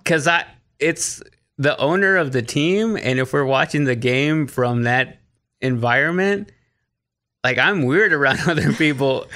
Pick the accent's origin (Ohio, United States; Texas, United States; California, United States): Texas, United States; Waxahachie; moved away as an adult; now in Nashville, United States; I grew up in Waxahachie, which is thirty minutes south of Dallas